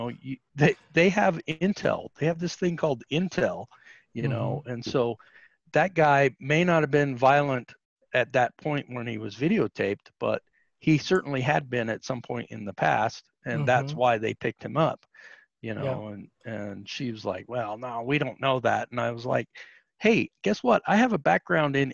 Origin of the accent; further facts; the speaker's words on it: Utah, United States; I was raised in Utah back in the day when it was a Bible Belt state and everything was closed on Sunday.